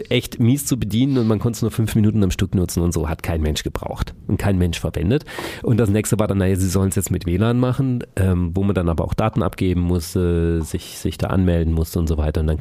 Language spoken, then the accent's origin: German; Hamburg, Germany; now in Freiburg, Germany; ich komme aus Hamburg